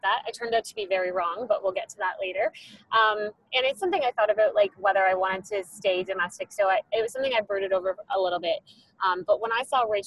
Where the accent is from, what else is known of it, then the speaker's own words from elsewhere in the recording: Canada; I'm a surrogate from Canada.